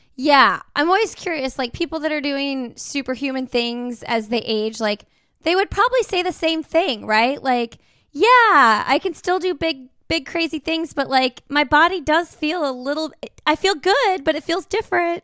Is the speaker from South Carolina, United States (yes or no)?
no; Indiana, United States; we're from Indiana